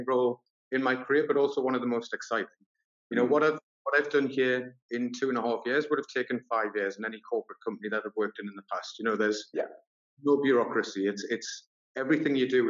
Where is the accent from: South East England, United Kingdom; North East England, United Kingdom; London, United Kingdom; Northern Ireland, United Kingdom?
North East England, United Kingdom; Newcastle upon Tyne; also born or lived in Sunderland; I'm actually from Newcastle